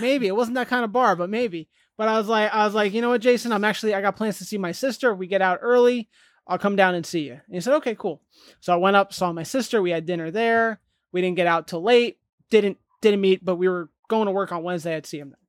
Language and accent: English; New Jersey, United States; moved away; We're both from New Jersey